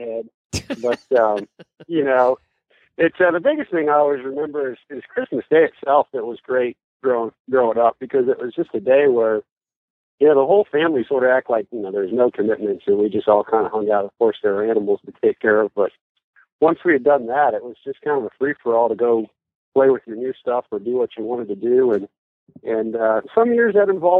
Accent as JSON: {"language": "English", "region": "Montana", "country": "United States", "tie": "born or raised there", "said": "I grew up in Montana"}